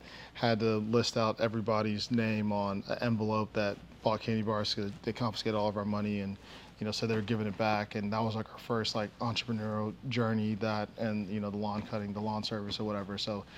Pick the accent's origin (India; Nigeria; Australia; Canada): Nigeria; also born or lived in Boston / New Jersey / Savannah / Oklahoma; now in Dallas, United States; So I am a Nigerian. I was born in Boston, kind of lived everywhere, you know, Boston, Jersey, Savannah, Georgia, Oklahoma, Arkansas, and now Dallas, Texas. I went to middle school in Nigeria, actually.